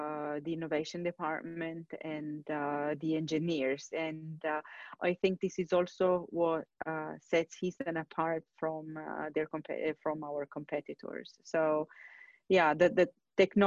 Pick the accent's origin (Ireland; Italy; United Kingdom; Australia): Italy; Turin, Piedmont; moved away; I'm originally from Italy, from the north, Torino, which is not exactly close to the sea